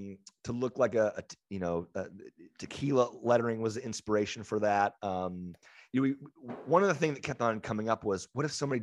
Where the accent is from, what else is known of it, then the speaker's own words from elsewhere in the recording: San Diego, California, United States; know, as San Diegans, Swinging Friar is like, so good.